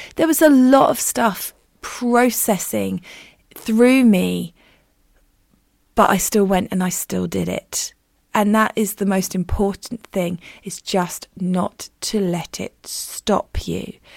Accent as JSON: {"language": "English", "country": "United Kingdom", "said": "as a Brit"}